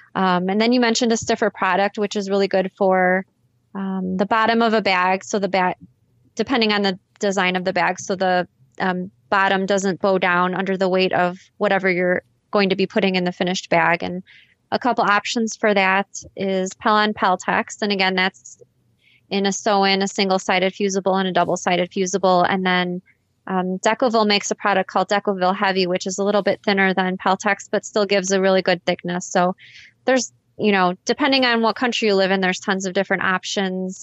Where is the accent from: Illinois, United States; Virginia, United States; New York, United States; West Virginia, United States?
Illinois, United States; Chicago; I'm from Chicago, Illinois